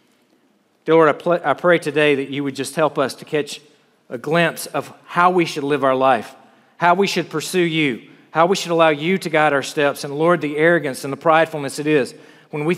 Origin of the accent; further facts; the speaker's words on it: South Carolina, United States; moved away as an adult; I grew up in South Carolina